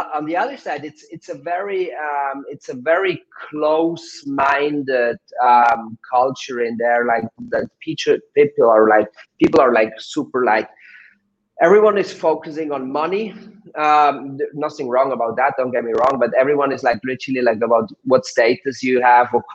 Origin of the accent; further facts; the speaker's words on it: Switzerland; English is a second language; moved away as an adult; also born or lived in Vancouver / Vietnam; But I've been raised and born in Switzerland, spent most of the time there. So consider myself as a Swiss.